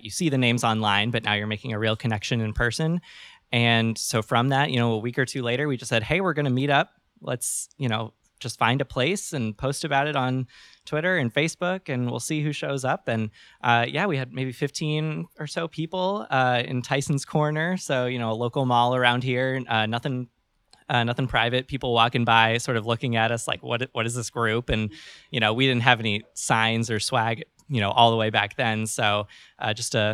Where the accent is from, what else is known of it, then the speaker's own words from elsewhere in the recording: Northern Virginia, United States; then moved back here. I'm from Northern Virginia